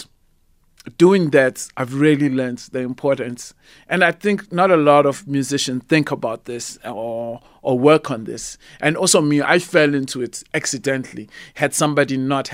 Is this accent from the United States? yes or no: no; South Africa; see myself as just a South African artist